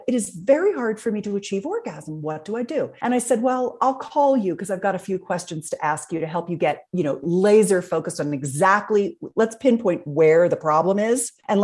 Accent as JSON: {"language": "English", "town": "Philadelphia", "region": "Pennsylvania", "country": "United States", "said": "I'm from Philadelphia area as well"}